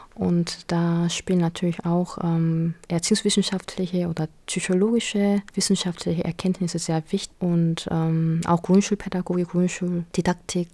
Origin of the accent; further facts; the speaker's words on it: South Korea; German is a second language; moved away as an adult; now in Germany; in meiner Heimat sozusagen, wo ich geboren bin und aufgewachsen bin, da waren nur Koreaner